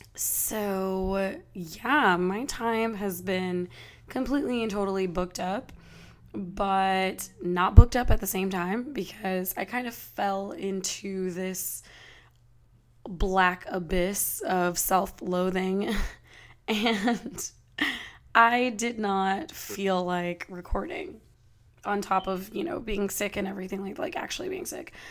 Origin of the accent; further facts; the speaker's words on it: California, United States; I am of course from California